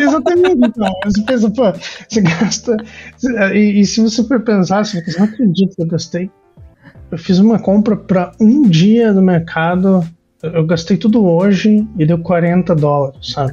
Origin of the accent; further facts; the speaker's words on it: Curitiba, Paraná, Brazil; moved away as an adult; now in Montreal, Canada; eu, eu nasci em Curitiba